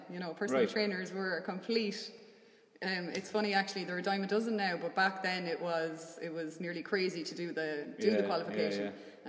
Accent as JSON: {"language": "English", "region": "Westmeath", "country": "Ireland", "moved": "as an adult", "lives_now": "Swinford, Ireland", "said": "So I suppose I'm originally from Westmeath. Like anyone else, I'm sure in Ireland, grew up with a sporting background."}